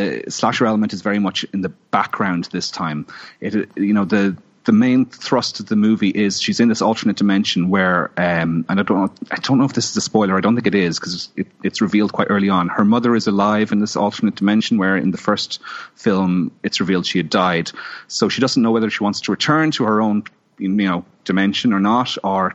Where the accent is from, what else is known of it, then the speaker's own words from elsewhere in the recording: Ireland; being Irish